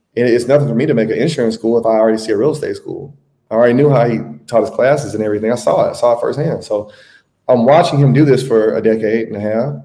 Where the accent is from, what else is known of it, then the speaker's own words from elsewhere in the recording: Tuscaloosa, Alabama, United States; moved away as an adult; also born or lived in Atlanta; now in Brazil; I am from Tuscaloosa, Alabama. I have been living outside the United States since 2018.